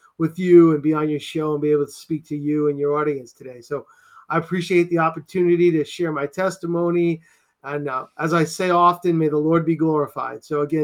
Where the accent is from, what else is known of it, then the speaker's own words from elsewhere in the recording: Massachusetts, United States; also born or lived in New York; now in Connecticut, United States; So I am a New Englander. I'm born and raised in Massachusetts. So I say Ka and Dota.